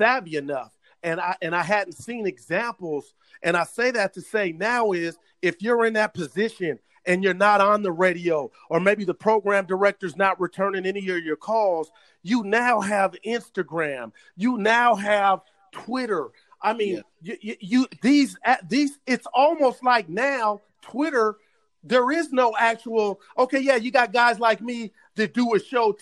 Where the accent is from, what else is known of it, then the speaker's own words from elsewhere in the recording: Oakland, California, United States; I was born in Oakland.